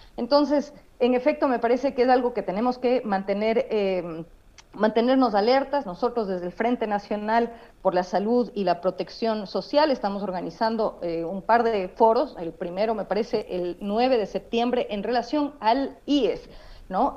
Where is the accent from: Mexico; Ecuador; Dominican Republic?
Ecuador; como sociedad ecuatoriana